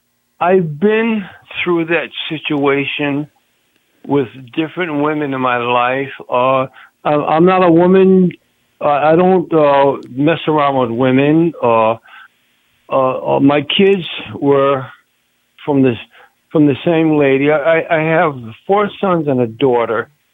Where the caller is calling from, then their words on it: New Haven, Connecticut, United States; I'm calling from New Haven, Connecticut.